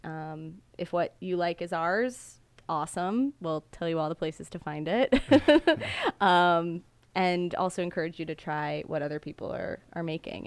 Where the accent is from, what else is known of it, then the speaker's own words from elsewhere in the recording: Gaithersburg, Maryland, United States; also born or lived in Washington, D.C.; now in Mount Airy, United States; I grew up in Gaithersburg